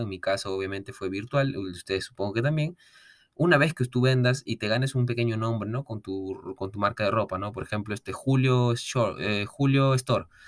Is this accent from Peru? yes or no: yes; Peru; also born or lived in Lima; yo soy de Perú, yo soy de provincia, pero yo estuve viviendo en Lima por temas de estudio